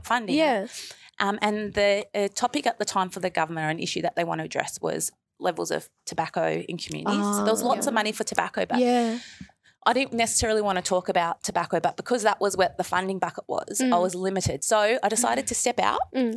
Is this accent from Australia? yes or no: yes; Melbourne, Victoria, Australia; I'm a Gundajamara woman and my family were very involved in the establishment of Aboriginal health services here in, you know, actually just around the corner from the school in Fitzroy